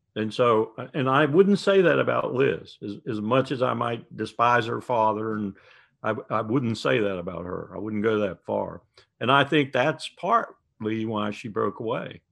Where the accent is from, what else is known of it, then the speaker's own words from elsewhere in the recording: South Carolina, United States; my home state of South Carolina